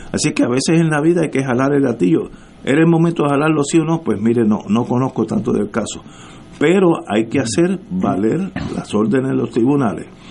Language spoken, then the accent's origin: Spanish; Puerto Rico; soy puertorriqueño, así que conozco el puertorriqueño bastante bien